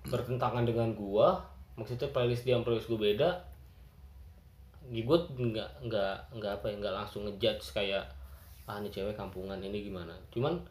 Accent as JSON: {"language": "Indonesian", "town": "Bekasi", "region": "West Java", "country": "Indonesia", "said": "jadi kan gua orang Bekasi nih"}